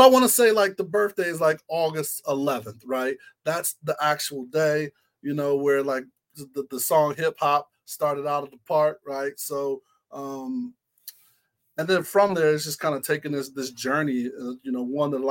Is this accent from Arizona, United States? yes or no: no; Ohio, United States; also born or lived in Florida; growing up in Ohio, well, born in Florida, but grew up in Ohio